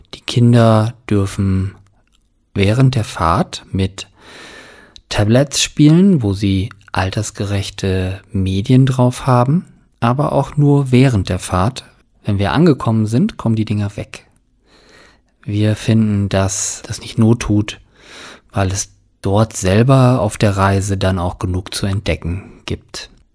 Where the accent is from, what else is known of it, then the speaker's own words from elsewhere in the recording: Germany; hier bei uns in Deutschland